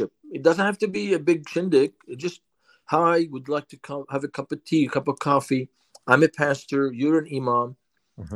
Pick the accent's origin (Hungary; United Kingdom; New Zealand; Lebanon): Lebanon; English is a second language; now in United States; For me, growing up in Lebanon